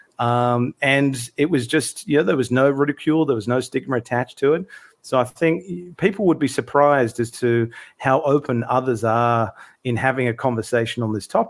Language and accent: English; Sydney, New South Wales, Australia; now in Melbourne, Australia; I'm originally from Sydney, live in Melbourne now in Australia